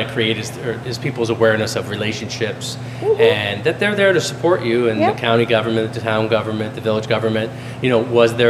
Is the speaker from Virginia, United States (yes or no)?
no; Fayetteville, New York, United States; I'm 67, so I was one of seven, born and raised in Fayetteville